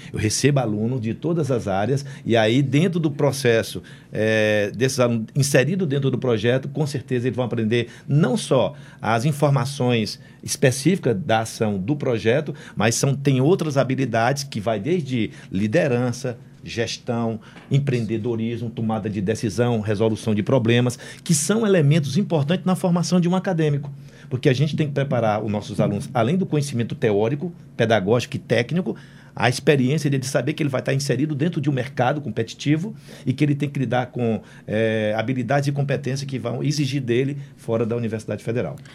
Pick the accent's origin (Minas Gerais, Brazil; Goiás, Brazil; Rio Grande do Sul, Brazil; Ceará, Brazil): Ceará, Brazil; Senador Pompeu; eu sou do interior do estado do Ceará, sou de senador Pompeu